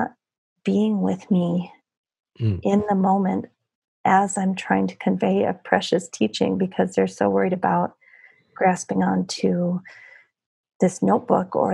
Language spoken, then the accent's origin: English; United States; if we stay in our bubble in the United States